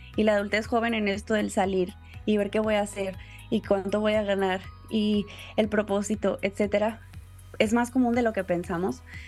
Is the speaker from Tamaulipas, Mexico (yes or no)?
yes; Tampico, Tamaulipas, Mexico; also born or lived in Puebla; Yo soy originaria de Tampico, Tamaulipas